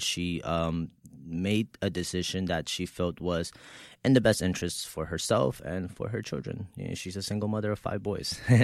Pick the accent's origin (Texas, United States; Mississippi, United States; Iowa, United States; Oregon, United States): Texas, United States; moved away as an adult; also born or lived in Mexico; now in New York, United States; I was six years old when my mother brought me here to the United States, right, uh, from Mexico. So, um, I grew up in Texas